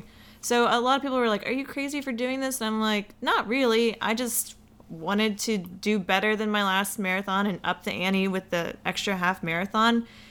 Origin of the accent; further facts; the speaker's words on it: Atlanta, Georgia, United States; we're from Atlanta